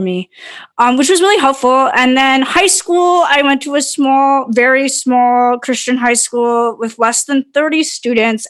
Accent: Brantford, Ontario, Canada; also born or lived in London, Ontario; I grew up in Brantford in the mid 90s

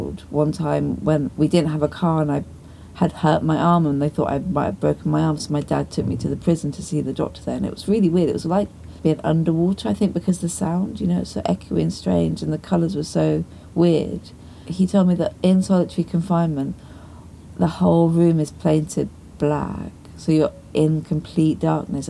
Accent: Dartmoor, South West England, United Kingdom; I was from Dartmoor

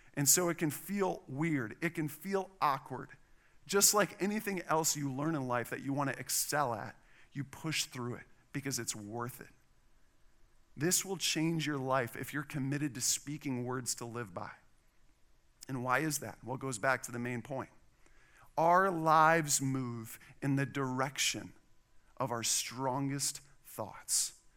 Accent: Wisconsin, United States; now in Texas, United States; I'm from Wisconsin.

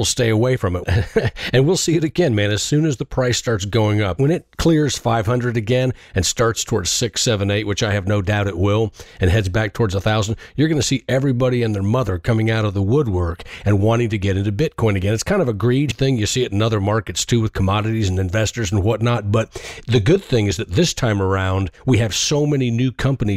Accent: Indiana, United States; now in Nashville, United States; I grew up in Indiana

